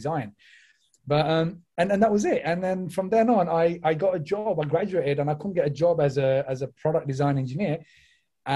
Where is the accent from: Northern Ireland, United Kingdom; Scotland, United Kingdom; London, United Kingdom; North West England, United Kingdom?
London, United Kingdom; moved away as an adult; now in Slough, United Kingdom; I'm originally from East London, all right? But I came here back in 2006 purely because my career just brought me this side